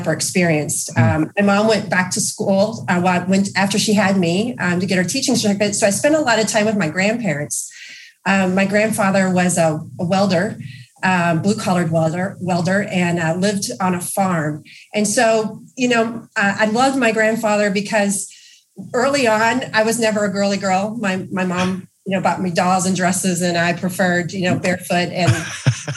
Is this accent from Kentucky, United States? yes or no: yes; Louisville, Kentucky, United States; I grew up in Louisville, Kentucky, which is our headquarters here for GE Appliances.